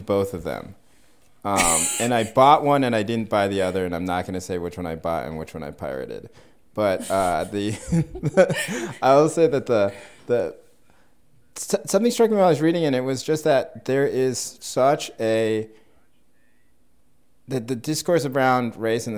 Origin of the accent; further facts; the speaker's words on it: North Carolina, United States; I grew up in North Carolina